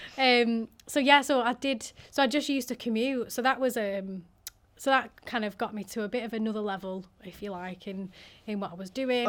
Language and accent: English; Manchester, North West England, United Kingdom; also born or lived in Liverpool; I'm from Manchester